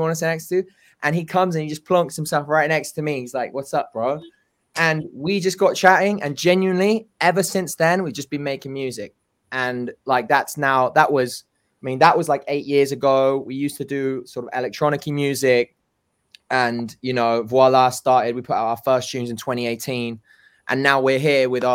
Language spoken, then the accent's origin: English; England, United Kingdom; moved away as an adult; now in Los Angeles, United States; I was fresh from England